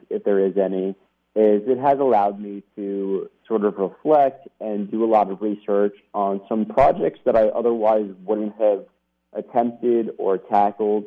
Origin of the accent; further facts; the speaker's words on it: New York City, New York, United States; moved away; I grew up in New York City.